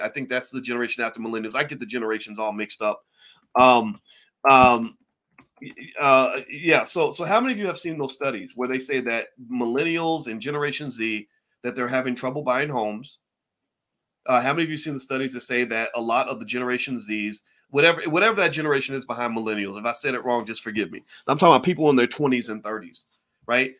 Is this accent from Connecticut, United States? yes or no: no; Louisville, Kentucky, United States; Louisville, Kentucky, Kentucky is where I'm from